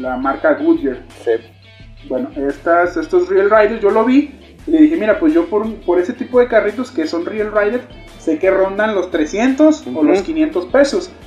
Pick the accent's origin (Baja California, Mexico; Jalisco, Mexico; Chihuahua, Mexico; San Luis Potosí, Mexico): Jalisco, Mexico; Ciudad Guzmán; also born or lived in Chiapas; Originario, nacido en Chiapas, criado y registrado en Ciudad Guzmán, Jalisco.